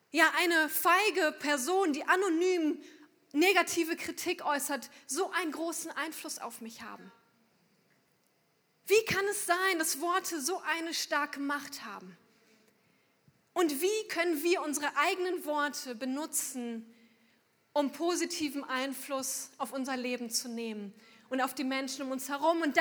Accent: Unna, North Rhine-Westphalia, Germany; extra angereist sind aus Unna. Es wird euch wahrscheinlich sehr wenig sagen, aber das ist der Ort, wo ich herkomme. 200 Kilometer ungefähr von hier.

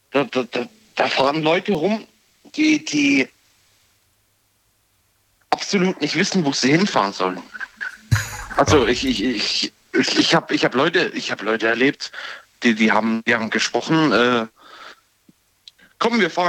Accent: Baden-Baden, Baden-Württemberg, Germany; ja. Ich komme aus Baden-Baden.

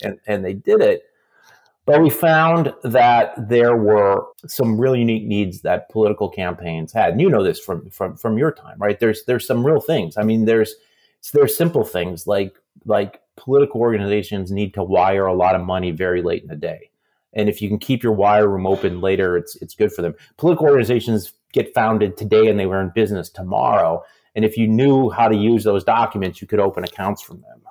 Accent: Aberdeen, South Dakota, United States; moved away; I was growing up in South Dakota

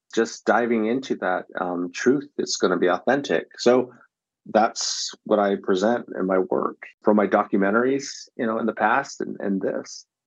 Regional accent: San Diego, California, United States; Growing up in San Diego was a, a pretty crazy but fun experience

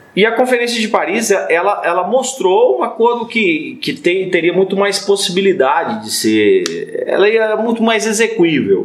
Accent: Minas Gerais, Brazil; nós mineiros

